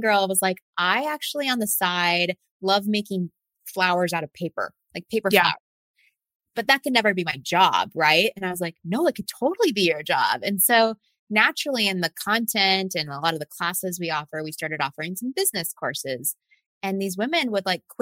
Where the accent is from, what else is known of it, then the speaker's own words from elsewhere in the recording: Texas, United States; moved away as an adult; also born or lived in Silicon Valley; I was born and raised in Texas